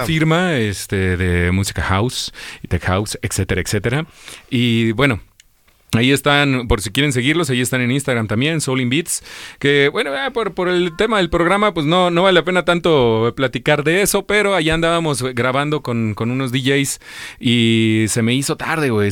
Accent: La Piedad, Michoacán, Mexico; now in Guadalajara, Mexico; Yo soy de la Piedad, Michoacán

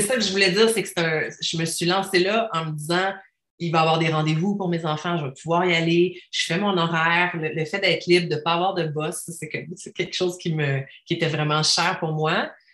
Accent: Quebec City, Quebec, Canada; now in Estrie, Canada; je viens de Québec.

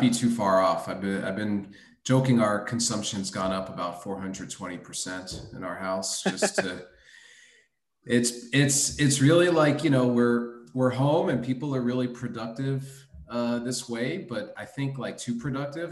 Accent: Miami, Florida, United States; also born or lived in Brooklyn, New York; got yanked out of the borough at a early age by my parents, who brought me down to Miami, Florida, to grow up in the sun and fun

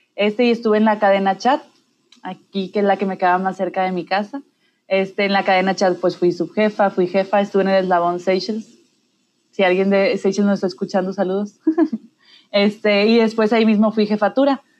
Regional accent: Mexico; todos somos mexicanos

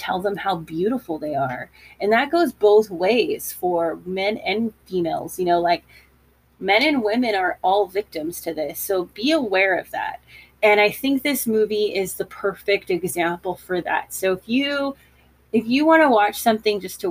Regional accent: United States; being an American

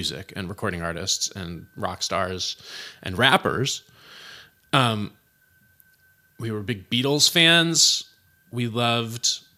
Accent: Berkeley, California, United States; also born or lived in San Francisco / Oakland / Albany; by the time I started school, by the time I started kindergarten, I was in Berkeley. And I went to school there until I graduated Berkeley High

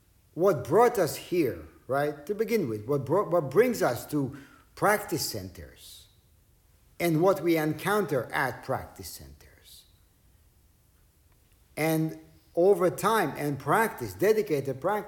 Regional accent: Israel; English is a second language; moved away; Growing up in Israel, not a whole lot was translated to Hebrew. Not a whole lot was, my English wasn't that great

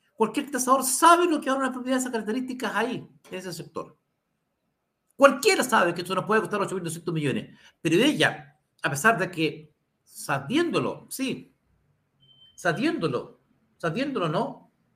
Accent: Santiago, Santiago Metropolitan Region, Chile; Somos vecinos de Santiago

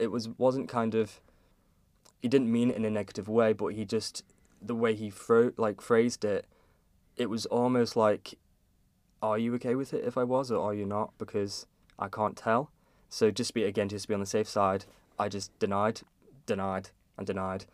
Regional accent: Kirk Michael, Isle of Man; I grew up in Kirkmichael, and I'm s, that's where I currently am now

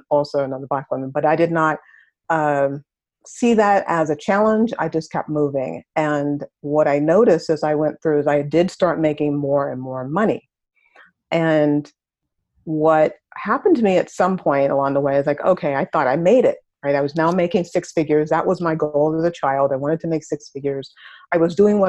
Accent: New York City, New York, United States; I grew up in Harlem. I wasn't in exactly the best neighborhood. Harlem is in New York

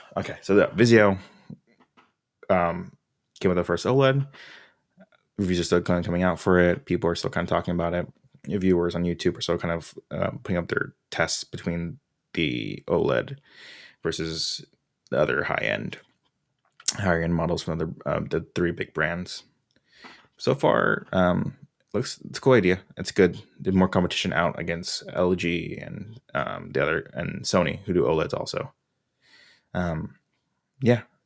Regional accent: Orange County, California, United States; I'm from Orange County

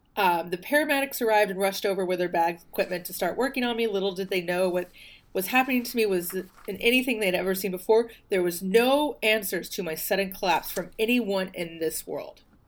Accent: the South, United States; I'm from the South.

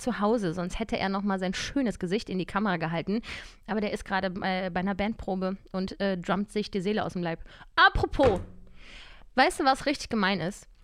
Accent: Cologne, North Rhine-Westphalia, Germany; now in Berlin, Germany; Ich komme ja auch aus Köln.

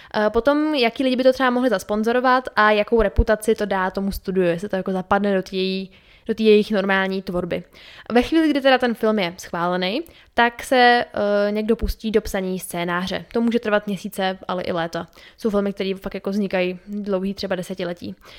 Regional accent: Czechia; u nás v Čechách

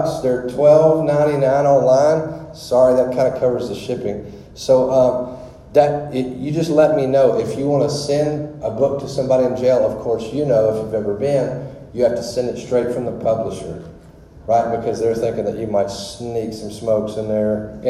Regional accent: Louisiana, United States; I am from Louisiana. Of course, you can tell this boy ain't from the North.

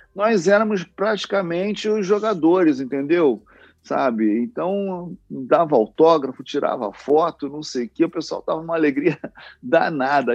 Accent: Rio de Janeiro, Brazil; eu nasci e fui criado na Vila da Penha, no, aqui no subúrbio do Rio de Janeiro

